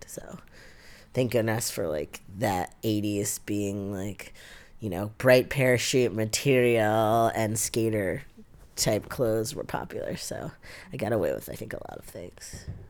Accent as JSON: {"language": "English", "town": "New York City", "region": "New York", "country": "United States", "tie": "born or raised there", "said": "I was born in Canarsie here in Brooklyn. Um, I grew up in my grandparents' three family house."}